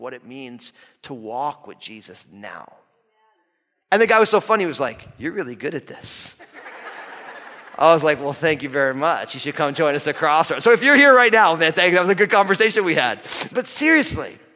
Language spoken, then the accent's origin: English; New Jersey, United States; I'm an all-Italian kid from New Jersey.